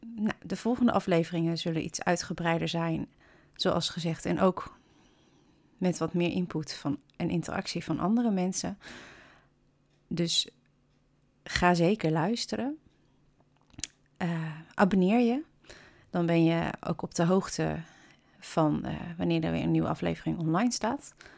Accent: Kampen, Overijssel, Netherlands; kom ik uit Hansestad Kampen

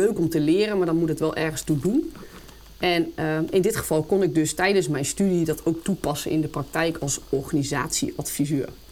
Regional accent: Apeldoorn, Gelderland, Netherlands; ben geboren en getogen in Apeldoorn

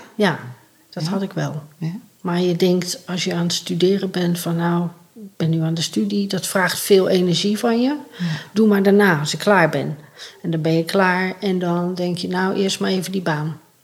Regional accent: North Brabant, Netherlands; also born or lived in Rotterdam; ik ben opgegroeid in Brabant in een warm, gezellig gezin

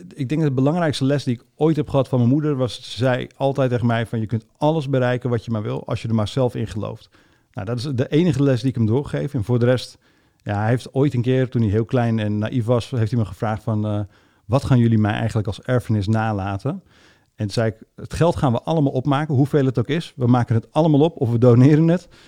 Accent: Almere, Flevoland, Netherlands; ik ben opgegroeid in Almere

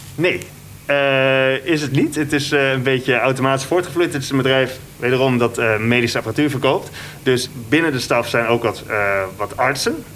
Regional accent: Netherlands; now in Indonesia; als Nederlander

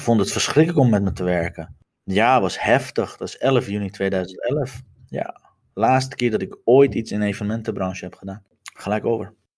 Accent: Iran; now in Netherlands; terug naar mijn geboorteland te gaan

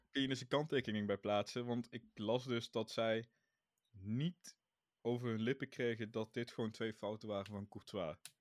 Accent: Netherlands; als Nederlanders

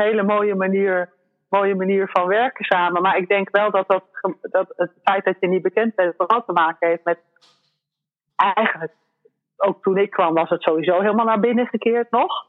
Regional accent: Netherlands; moved away as an adult; also born or lived in La Palma, Spain; als Nederlander

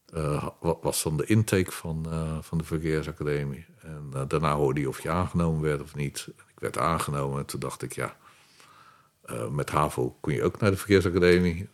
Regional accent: Rotterdam, South Holland, Netherlands; also born or lived in Durham, North Carolina, United States; now in The Hague, Netherlands; ik ben geboren in Rotterdam. En Rotterdam in mijn tijd werd herbouwd. Ja. Dus het meeste lag nog plat. je werd, dan woon ik best ver van het centrum, maar je hoorde het heien tot de hele nacht door

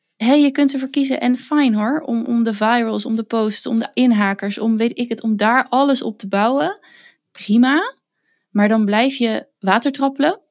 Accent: western Netherlands, Netherlands; accent: western / Randstad; ik ben, kom toevallig uit het westen van het land, dus mijn accent tussen aanhalingstekens is niet weer tussen aanhalingstekens storend

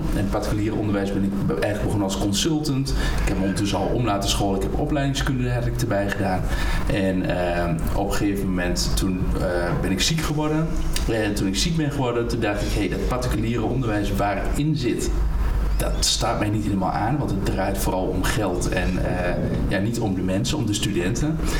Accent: Hengelo, Overijssel, Netherlands; ik woon in Hengelo geboren en getogen in Hengelo

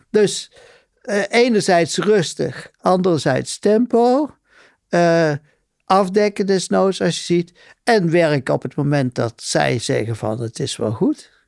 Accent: Betuwe, Gelderland, Netherlands; moved away; ik kom uit de Betuwe

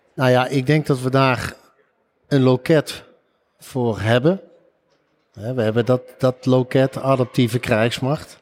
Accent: Eindhoven, North Brabant, Netherlands; Ik kom zelf uit Eindhoven

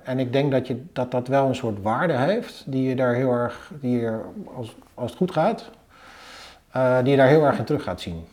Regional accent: Zoetermeer, South Holland, Netherlands; moved away as an adult; now in Utrecht, Netherlands; Ik ben opgegroeid in Zoetermeer.

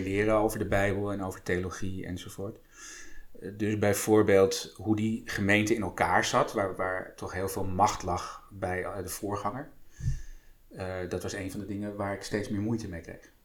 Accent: Apeldoorn, Gelderland, Netherlands; mijn ouders stonden wel ingeschreven bij de, bij de kerk hier in Apeldoorn

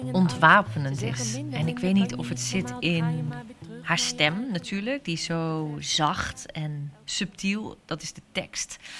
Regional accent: Hoeksche Waard, South Holland, Netherlands; Ik ben geboren in de Hoekse Waard

